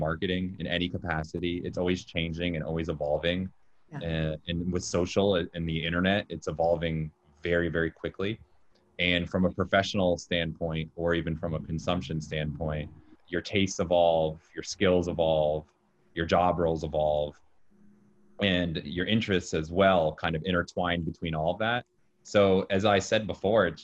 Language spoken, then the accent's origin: English; Jacksonville, Florida, United States; moved away as an adult; also born or lived in Orlando, Florida; now in New York City, United States; I'm from Jacksonville, Florida